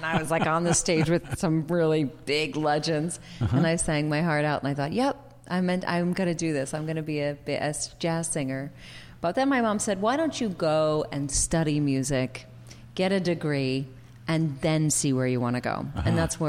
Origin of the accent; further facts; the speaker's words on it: Philadelphia, Pennsylvania, United States; accent: Philadelphia; oh, say, can you sing? With my Philadelphia accent. But I sang it.